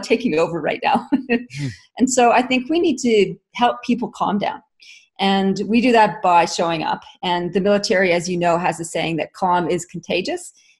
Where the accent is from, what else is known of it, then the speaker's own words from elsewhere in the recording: Canada; now in Australia; I'm Canadian originally, and I've been in Australia for since 1996